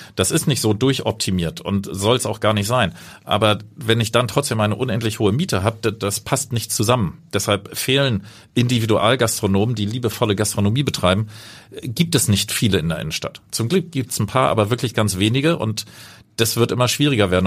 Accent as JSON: {"language": "German", "region": "Hamburg", "country": "Germany", "tie": "born or raised there", "also_born_or_lived": "Cape Town, South Africa", "said": "Meine Heimat ist natürlich Hamburg, wird es auch immer bleiben."}